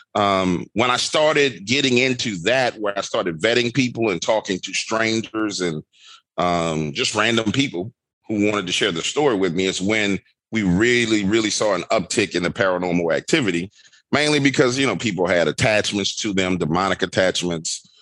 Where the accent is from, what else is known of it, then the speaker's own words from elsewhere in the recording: New Orleans, Louisiana, United States; I'm born and raised in New Orleans, Louisiana